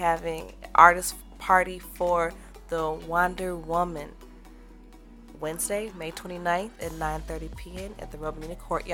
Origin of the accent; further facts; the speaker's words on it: Madison, Wisconsin, United States; I'm from Madison, Wisconsin, some prairies where I grew up